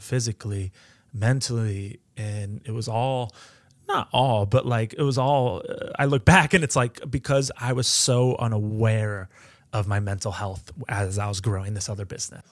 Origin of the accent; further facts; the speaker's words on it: Edgerton, Ohio, United States; I grew up in Edgerton